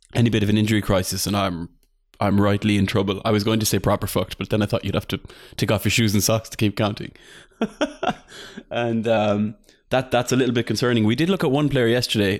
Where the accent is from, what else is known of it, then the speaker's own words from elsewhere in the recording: Ireland; I'm, I'm the Irish chief